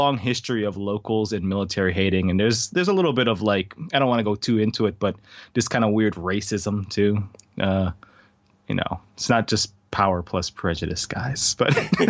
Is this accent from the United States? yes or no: yes; Hawaii, United States; also born or lived in California / South Carolina; So I grew up in Hawaii because that's where my mom's from.